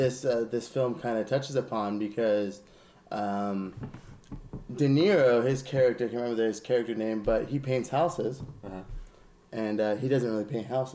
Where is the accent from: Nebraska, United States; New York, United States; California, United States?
California, United States; Lake Elsinore; now in Escondido, United States; I'm from Lake Elsinore, but I'm like, I was never a part of that scene in Lake Elsinore, so I don't really know. It's like, and now I live in Escondido.